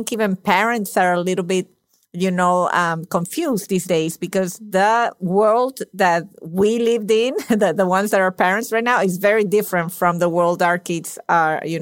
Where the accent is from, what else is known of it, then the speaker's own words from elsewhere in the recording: Venezuela; English is a second language; moved away; my parents were Italian. I was born in Venezuela. So I got two languages without working for them at all.